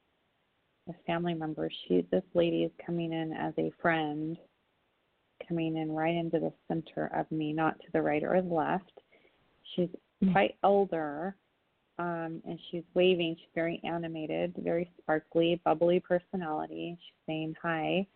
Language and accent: English; California, United States; I'm from California